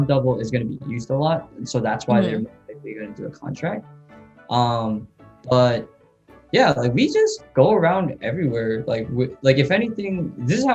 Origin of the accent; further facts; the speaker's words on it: United States; moved away; I'm from the States